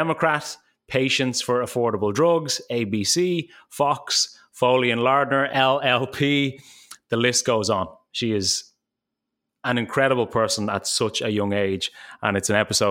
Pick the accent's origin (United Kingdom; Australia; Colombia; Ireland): Ireland; I come from Ireland